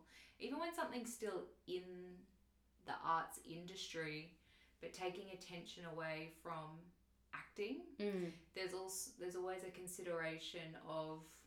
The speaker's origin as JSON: {"language": "English", "region": "Queensland", "country": "Australia", "also_born_or_lived": "Victoria", "moved": "yes", "said": "I'm from Queensland"}